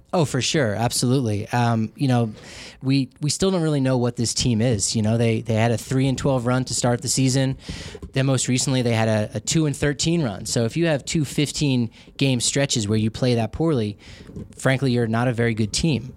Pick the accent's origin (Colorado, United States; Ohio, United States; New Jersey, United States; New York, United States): Colorado, United States; I was from Colorado